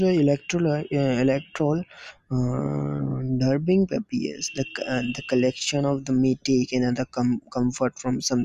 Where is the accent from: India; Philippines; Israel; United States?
India; I am from India